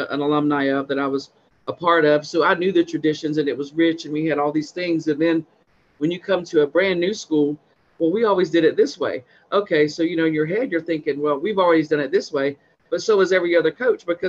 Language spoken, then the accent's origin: English; Central Florida, United States; I was born right here in Central Florida. As a matter of fact, where I'm working at now is literally probably 7 minutes away from where I grew up